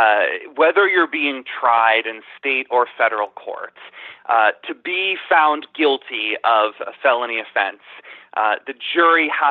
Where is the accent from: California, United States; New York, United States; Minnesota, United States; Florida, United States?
Florida, United States; Tallahassee; I grew up in Tallahassee, Florida, and not far from the Georgia line